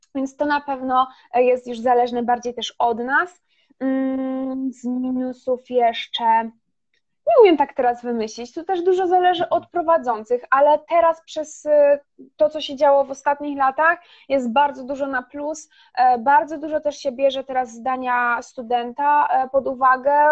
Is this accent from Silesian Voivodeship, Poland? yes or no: yes; Silesian Voivodeship, Poland; ja jestem ze Śląska i e, do Katowic mam 40 minut autem